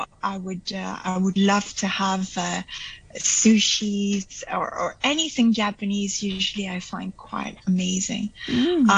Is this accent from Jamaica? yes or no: no; Belgium; I'm from Belgium